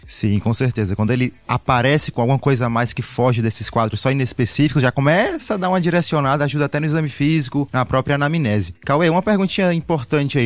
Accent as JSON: {"language": "Portuguese", "town": "Fortaleza", "region": "Ceará", "country": "Brazil", "moved": "as an adult", "lives_now": "São Paulo, Brazil", "said": "Sou de Fortaleza, sou aqui em São Paulo há 5 anos"}